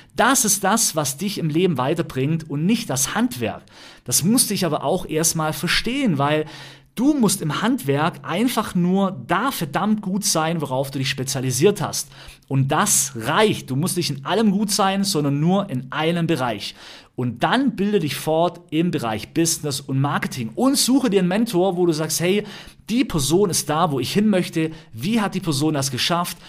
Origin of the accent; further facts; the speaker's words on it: Ravensburg, Baden-Württemberg, Germany; also born or lived in Berlin; ich komme aus Ramsburg vom Bodensee, habe hier einen riesen Freundeskreis